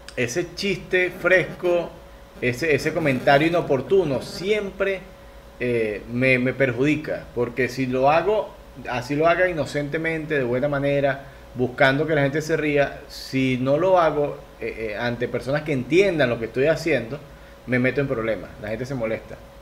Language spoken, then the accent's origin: Spanish; Venezuela; now in Ecuador; somos venezolanos